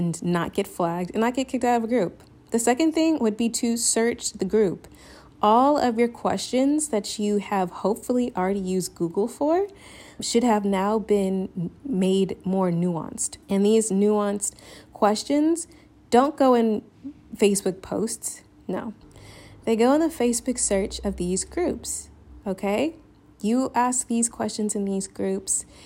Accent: the South, United States; moved away as an adult; now in Spain; I'm Southern

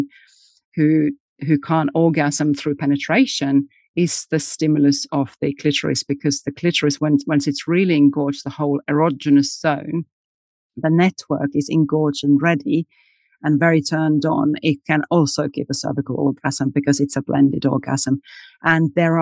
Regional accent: Finland; I was born in Finland and raised in Finland where we have the sauna culture.

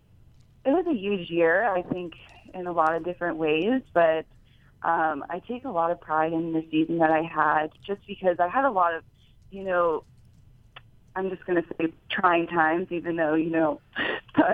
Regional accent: Pittsburgh, Pennsylvania, United States; Even though Pittsburgh's my hometown

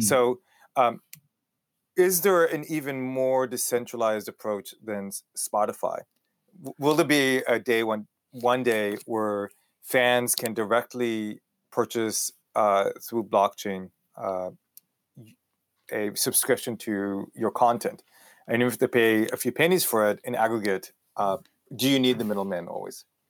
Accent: El Paso, Texas, United States; accent: Israeli Texan; also born or lived in Israel; grew up in Texas, which gives me a really weird accent

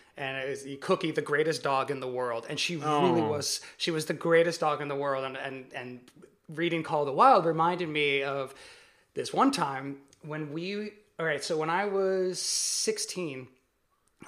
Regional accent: the Redwood Forest, California, United States; I grew up in the Redwood Forest

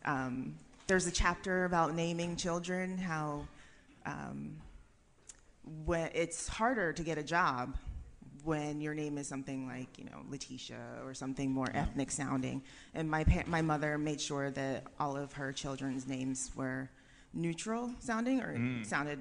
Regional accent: Colorado, United States; I'm from Colorado

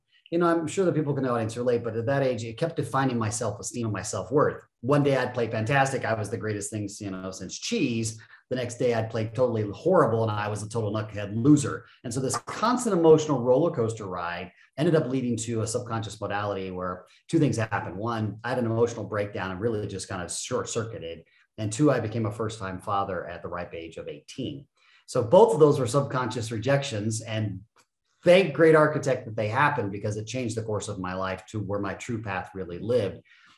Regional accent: Japan; also born or lived in Germany / Phoenix, United States / Florida, United States; The snapshot is I was born in Phoenix, but I was raised in Japan and Germany for about the first 10 years of my life.

